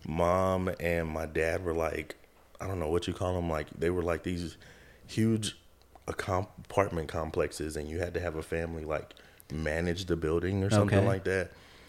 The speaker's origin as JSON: {"language": "English", "country": "Germany", "tie": "born or raised there", "said": "how I ended back in high school with some of the people I grew up with in Germany."}